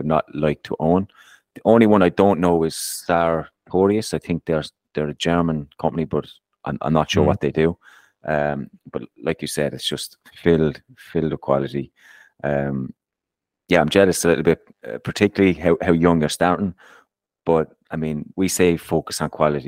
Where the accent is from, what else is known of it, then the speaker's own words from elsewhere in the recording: Ireland; I'm Irish